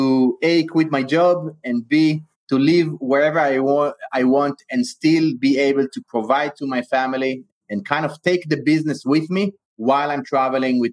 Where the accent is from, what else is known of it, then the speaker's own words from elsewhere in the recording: Israel; moved away as an adult; also born or lived in Bay Area, United States; now in United States; I was born and raised in Israel, and I came to the U.S. in the year 2001 to pursue my higher education.